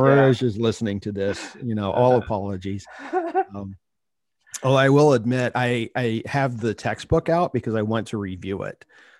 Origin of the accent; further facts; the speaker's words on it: Ohio, United States; Another Ohio person. I was born and raised there, though I rarely admit that.